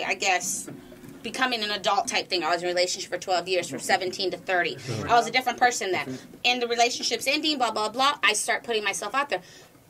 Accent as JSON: {"language": "English", "area": "Orange County", "region": "California", "country": "United States", "said": "I'm from Orange County. I'm a different kind of girl."}